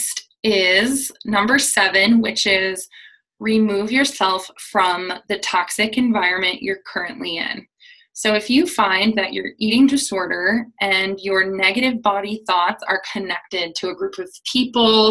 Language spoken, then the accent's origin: English; United States; especially as an American